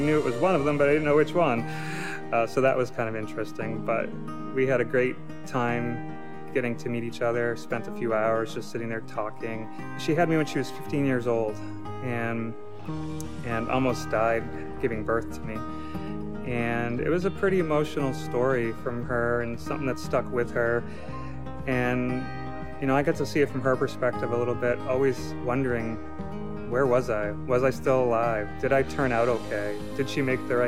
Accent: Centerville, Massachusetts, United States; I'm from Centerville. I grew up on Cape Cod most of my life. I moved to Cape when I was 8 years old.

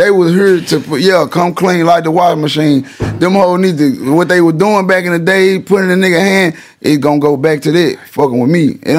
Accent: Memphis, Tennessee, United States; See, I'm from Memphis.

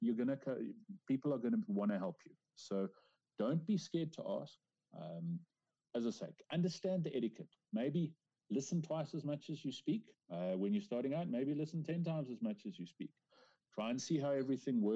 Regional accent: South Africa; as a South African man

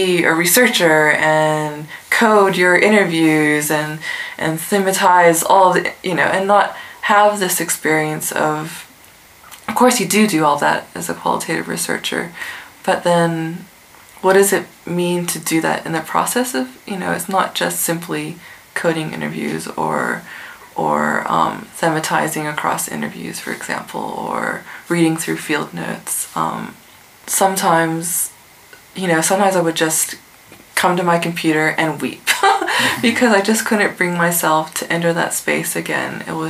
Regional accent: Adelaide, South Australia, Australia; Do I just say cheekily, oh, I'm from Adelaide, knowing that they're expecting that you're going to name some Asian country, and or, you know, my family is from China, and so it's always China or Japan.

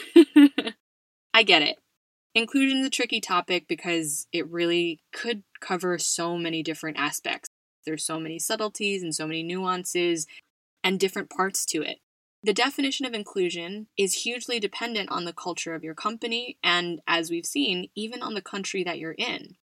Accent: United States; now in Spain; my home country of the US

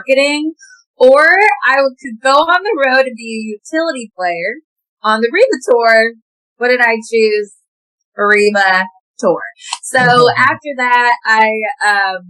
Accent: Williamsport, Pennsylvania, United States; moved away as an adult; also born or lived in Boston / Nashville; I'm from Williamsport, Pennsylvania.

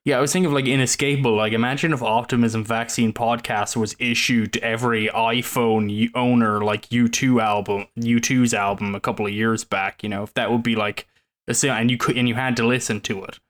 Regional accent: Ireland; now in United States; that's just part of being Irish

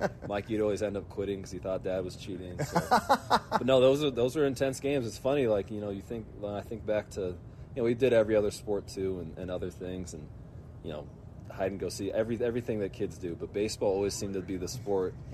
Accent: Portland, Oregon, United States; we grew up in the Northwest

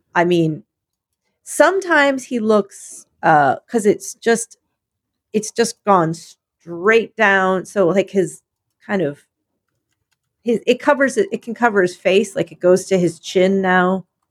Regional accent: Philadelphia, Pennsylvania, United States; I'm from Philadelphia.

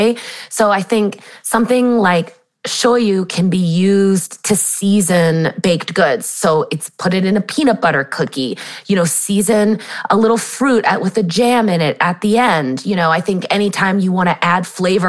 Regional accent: San Diego, California, United States; I grew up in San Diego, California

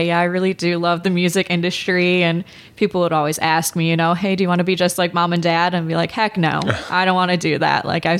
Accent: Oak Forest, Illinois, United States; moved away as an adult; also born or lived in Chicago, Illinois; now in St. Louis, United States; a town called Oak Forest, Illinois. Grew up there, was raised there, and I actually moved down here for school

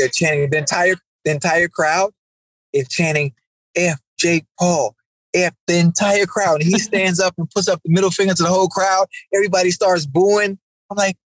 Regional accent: Miami, Florida, United States; I'm from Liberty City

